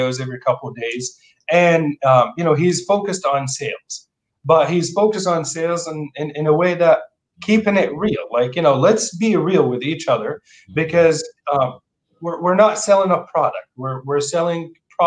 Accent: Jordan; English is a second language; moved away as an adult; also born or lived in Portland, Oregon; now in Seattle area, United States; I grew up in Jordan in the Middle East, and I came here for opportunity

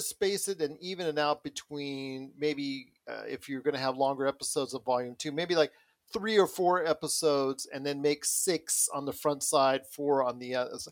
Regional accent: United States; as an American

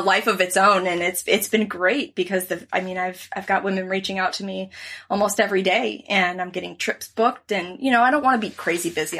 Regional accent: Naples, Florida, United States; I grew up in Naples on the water here

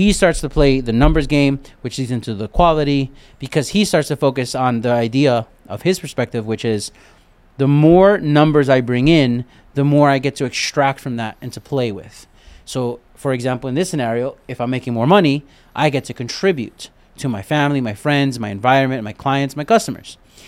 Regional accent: Brooklyn, New York, United States; I got that from growing up in Brooklyn and the Army.

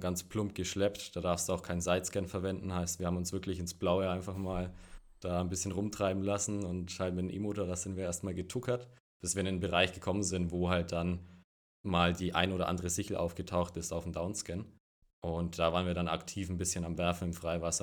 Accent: Franconia, near Nuremberg, Bavaria, Germany; accent: Franconian; Bayern, Frankenland. Das hört man auch ein bisschen ja

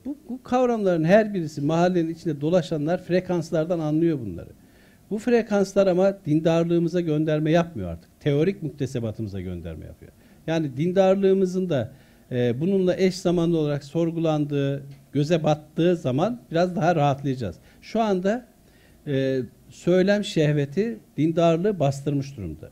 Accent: Konya, Turkey; also born or lived in Artvin / Çumra; ben e, İmam Hatip'te okurken Konya'da büyüdüm.

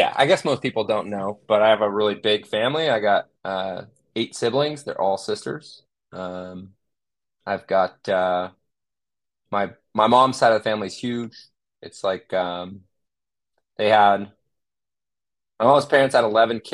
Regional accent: Redding, California, United States; I grew up in Redding, California. I've lived in California my whole life

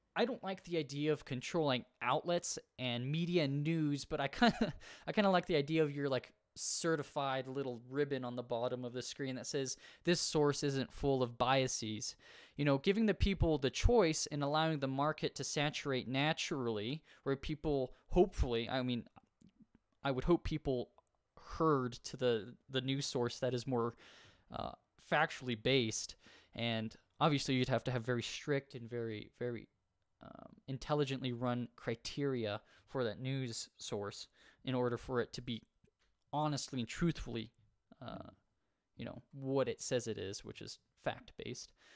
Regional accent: United States; I'm from the United States

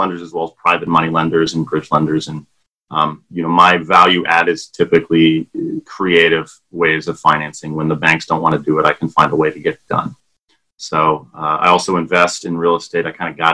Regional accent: Danville, California, United States; also born or lived in Monterey, California; Born and raised in Northern California, a small town called Danville

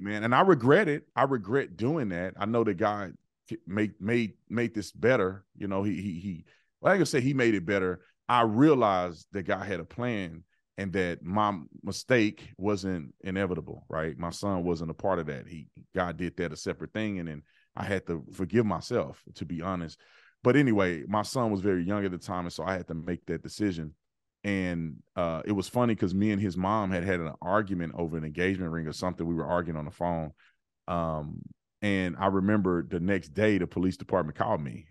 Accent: Fort Worth, Texas, United States; moved away; I'm from Fort Worth, Texas, uh, born and raised in Fort Worth

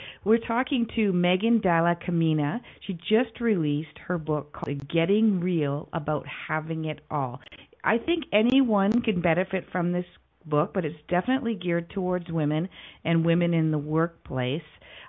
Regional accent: Canada; I'm Canadian

